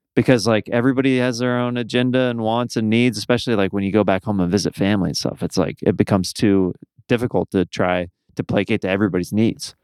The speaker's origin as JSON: {"language": "English", "region": "Midwest", "country": "United States", "moved": "yes", "said": "we're both from the Midwest"}